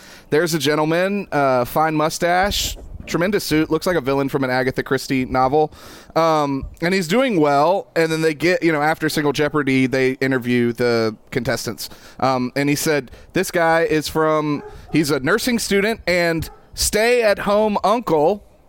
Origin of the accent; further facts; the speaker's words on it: East Bend, North Carolina, United States; East Bend, North Carolina, which is my hometown. There's less than like 1,200 people in East Bend. We're very small.